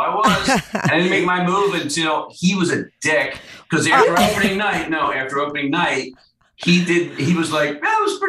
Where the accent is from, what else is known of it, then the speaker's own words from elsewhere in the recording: Baltimore, Maryland, United States; I'm from Baltimore, but my family's from Ireland, you know, my ancestors.